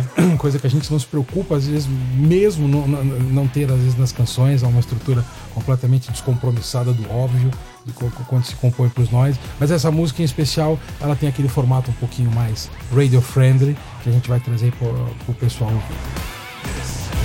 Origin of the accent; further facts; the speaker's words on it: Brazil; sou brasileiro, estou com muito orgulho